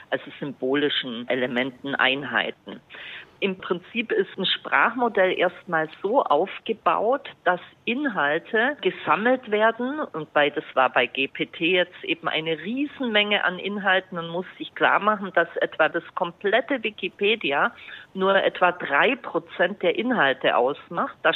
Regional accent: Bavaria, Germany; Also ein findiger äh, Journalist hier aus meiner Heimat hat äh, zum Beispiel ChatGPT gefragt, nenne fünf berühmte Franken.

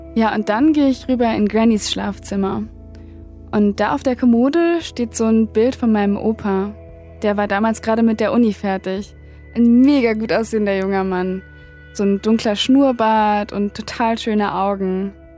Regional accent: Germany; now in Berlin, Germany; Wir wohnen direkt an der holländischen Grenze, also eigentlich nur fünf Minuten mit dem Fahrrad entfernt.

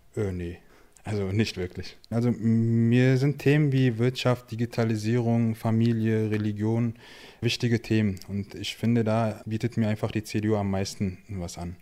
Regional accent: Berlin, Germany; in Berlin geboren, in Kreuzberg aufgewachsen

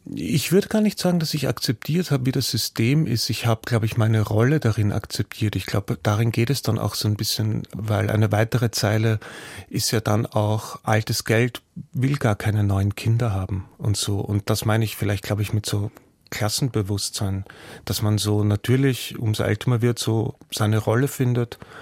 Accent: Austria; mir als Österreicher

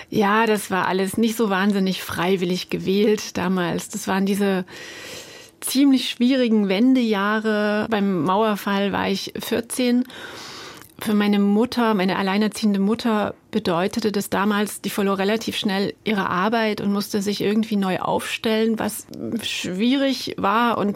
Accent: East Germany, Germany; Man war dort nicht besonders wohlgelitten als Ostdeutscher in der Grenzregion

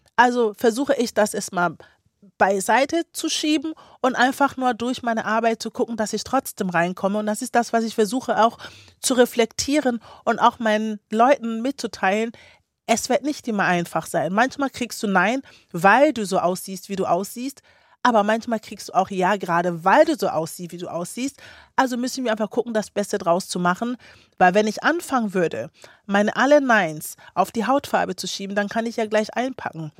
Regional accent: Kiel, Schleswig-Holstein, Germany; also born or lived in Ghana; Kiel, ja, meine Heimat.

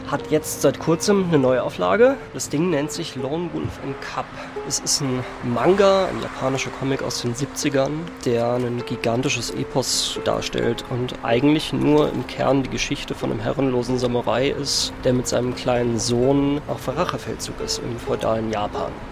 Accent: Freiburg, Baden-Württemberg, Germany; ich bin gebürtig in Freiburg

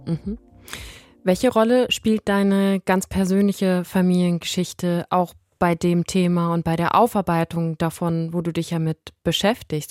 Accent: Germany; ich bin deutsch, bin in, in Deutschland geboren, aufgewachsen

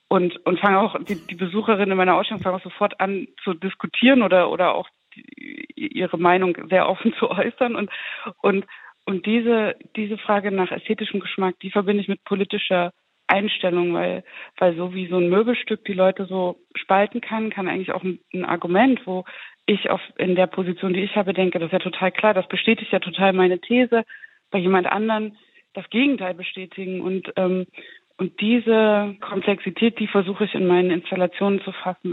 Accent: the area between Zwickau and Schneeberg, Saxony, Germany; ich bin ja aus Sachsen, ich bin aus der Region zwischen Zwickau und Schneeberg

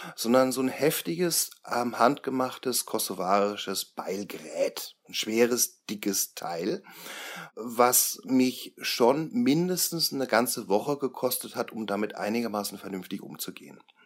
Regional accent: Franconia, Bavaria, Germany; bei uns in Franken

